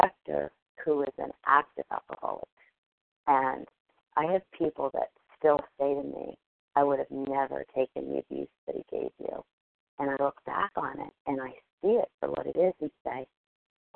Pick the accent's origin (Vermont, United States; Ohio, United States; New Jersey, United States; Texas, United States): New Jersey, United States; I'm from New Jersey.